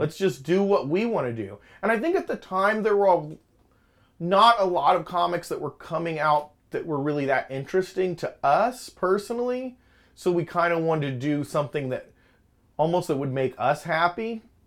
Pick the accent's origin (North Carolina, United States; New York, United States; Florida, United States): Florida, United States; Lakeland; growing up in Lakeland